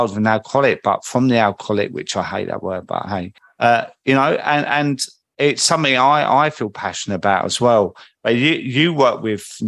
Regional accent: Croydon, London, United Kingdom; accent: market boy from Croydon; I think my accent is quite recognisable. Like a market boy from Croydon.

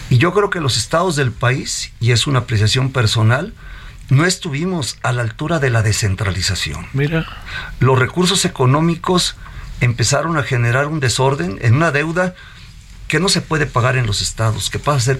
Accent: Mexico; Tal vez soy el mexicano que más ha corrido la media en salud.

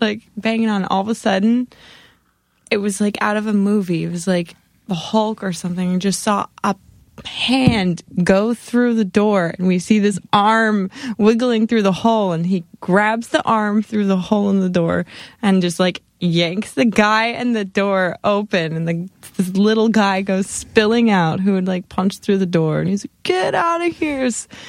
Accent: St. Petersburg, Florida, United States; also born or lived in Lodi, California; I'm from Florida. Whereabouts? St. Petersburg.

